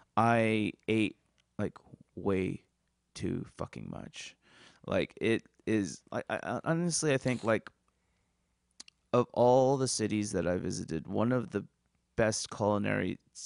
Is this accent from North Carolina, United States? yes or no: no; San Luis Obispo, California, United States; Okay, you know, I grew up in San Luis Obispo, I went to school in San Luis Obispo, and they had a pizza place called Woodstock's Pizza.